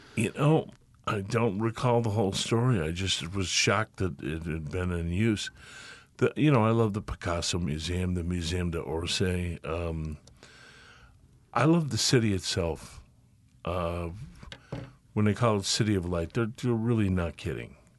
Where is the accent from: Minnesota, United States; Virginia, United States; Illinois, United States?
Illinois, United States; Lombard; also born or lived in Chicago; I did most of my growing up in Lombard and Villa Park, and I've never thought of it as home. I've only ever thought of Chicago as home